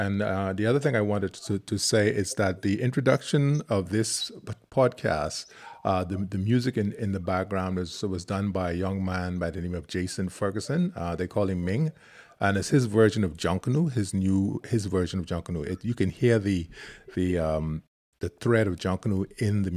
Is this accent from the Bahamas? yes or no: yes; Freeport, Grand Bahama, Bahamas; moved away; from Georgia School of Dance and Theater in Freeport Grand Bahama, my hometown